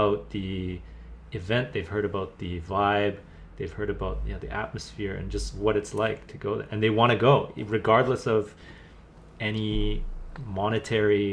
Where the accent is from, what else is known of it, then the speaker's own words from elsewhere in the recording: Vancouver, British Columbia, Canada; growing up in Vancouver